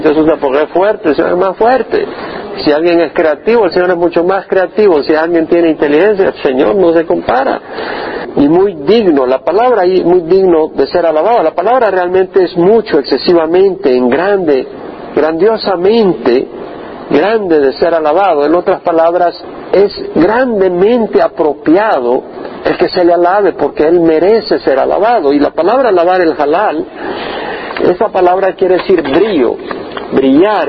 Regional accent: El Salvador; moved away as an adult; 30 años en El Salvador y nunca, nunca oí el Evangelio allá. Le doy gracias a Dios por mi pueblo

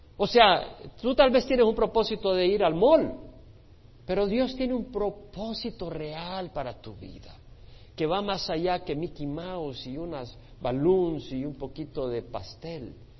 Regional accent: El Salvador; moved away; Nosotros que venimos de un país que estaba dividido en la guerra civil, los que venimos del Salvador

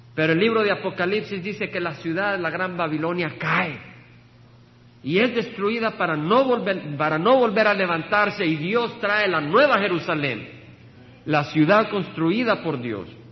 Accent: El Salvador; moved away as an adult; Recuerdo dejar el país que amo, El Salvador. Estudié ingeniería con el deseo de ministrar y servir en la tecnología de mi país

